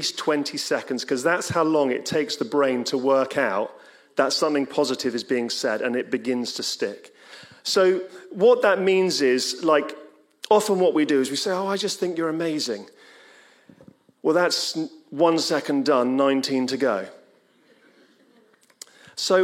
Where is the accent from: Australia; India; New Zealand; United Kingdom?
United Kingdom; England; We're English